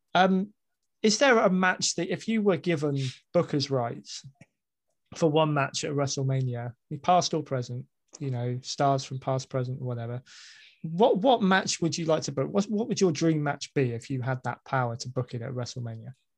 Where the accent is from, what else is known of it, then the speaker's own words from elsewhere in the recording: United Kingdom; as a Brit